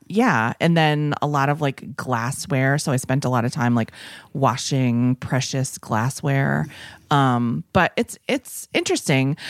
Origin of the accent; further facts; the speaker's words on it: New England, United States; moved away; I come from New England, the land of, you might not know this, but my parents were, like, flea market people